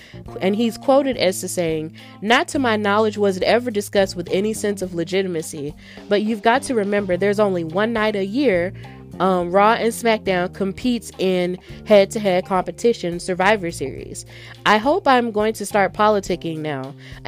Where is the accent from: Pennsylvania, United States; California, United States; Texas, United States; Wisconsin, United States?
Pennsylvania, United States; Pittsburgh; accent: Pittsburgh; the first thing I had to do was unlearn my Pittsburgh accent.